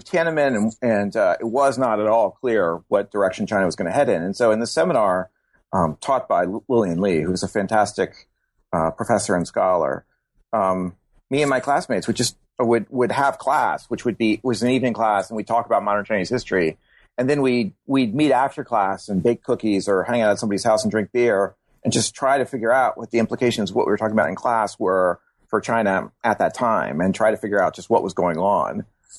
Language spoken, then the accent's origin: English; Germany; born there; I was born in Germany. My father was in the military